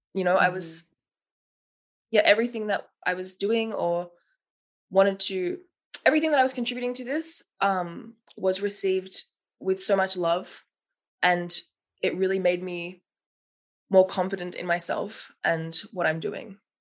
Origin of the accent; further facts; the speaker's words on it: Melbourne, Victoria, Australia; moved away as an adult; now in Berlin, Germany; I'm 25 years old, originally from Melbourne, Australia.